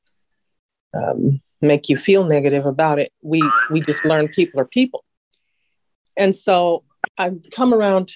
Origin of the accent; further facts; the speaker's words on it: Long Beach, California, United States; also born or lived in Mississippi; now in Sacramento, United States; I grew up out here in California, down in Long Beach